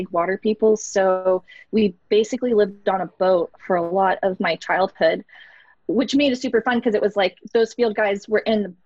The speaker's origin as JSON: {"language": "English", "region": "Florida", "country": "United States", "tie": "born or raised there", "said": "I grew up in Florida"}